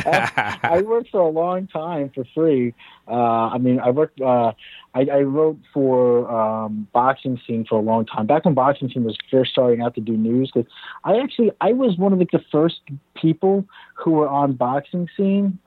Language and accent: English; Cliffside Park, New Jersey, United States; moved away; also born or lived in Hoboken, New Jersey / Philippines; I was born in Hoboken, New Jersey. I grew up in Cliffside Park, New Jersey, not too far from there, over in Bergen County